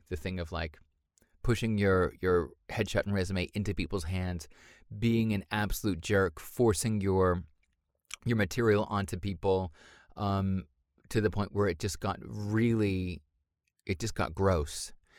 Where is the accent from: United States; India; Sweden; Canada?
United States; Boston, Massachusetts; born there; Well, I was born in America, in Boston.